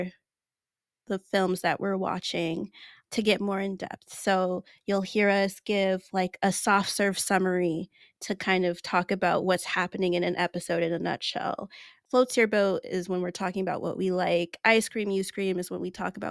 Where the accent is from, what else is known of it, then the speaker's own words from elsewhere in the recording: Nigeria; It's a Nigerian name